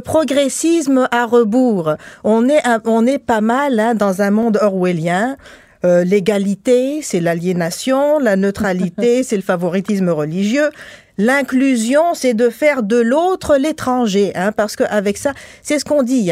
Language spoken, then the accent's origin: French; Tunisia; now in Quebec, Canada; moi je suis tunisienne